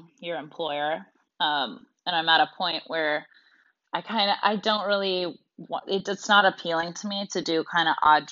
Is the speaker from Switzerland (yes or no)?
no; Canada; moved away as an adult; also born or lived in United States / Russia; growing up in Canada